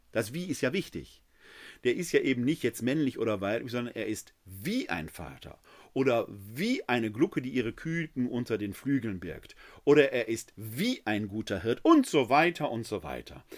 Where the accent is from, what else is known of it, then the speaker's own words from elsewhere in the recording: Essen, North Rhine-Westphalia, Germany; Ich komme gebürtig aus Essen